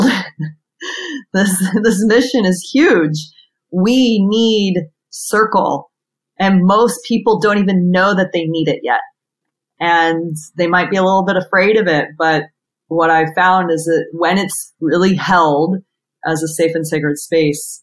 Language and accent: English; San Diego, California, United States; also born or lived in New York City; when I moved back from New York City to San Diego, my hometown